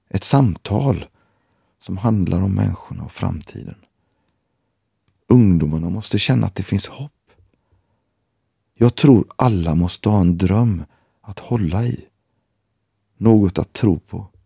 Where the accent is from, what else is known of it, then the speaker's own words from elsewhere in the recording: Gothenburg, Västra Götaland, Sweden; Jag har bott i Gbg i 40 år. Det var inte så tufft när jag växte upp i Gårdsten.